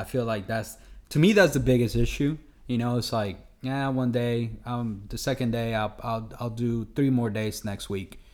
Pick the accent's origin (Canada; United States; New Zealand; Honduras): Honduras; we're from Honduras